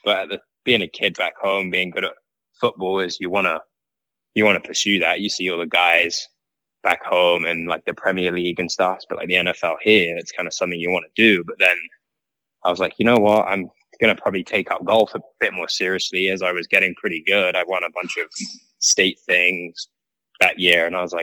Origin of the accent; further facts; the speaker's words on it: Woking, South East England, United Kingdom; Yeah, it was exactly that for me. My dad's a big golfer, and I actually live, so my house is off the 18th green at Woking Golf Cl